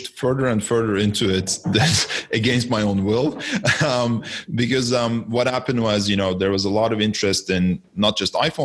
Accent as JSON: {"language": "English", "town": "Istanbul", "country": "Turkey", "tie": "born or raised there", "moved": "as an adult", "lives_now": "Canada", "said": "I'm originally from Turkey. I was born in Istanbul and I came to Canada just under 20 years ago to study"}